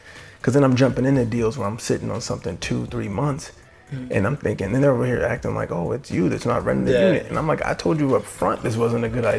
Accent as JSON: {"language": "English", "town": "Corona", "region": "California", "country": "United States", "also_born_or_lived": "Washington, D.C. area", "moved": "as an adult", "said": "I'm from Corona, so it's not like I'm from like Baldwin Hills or something in California"}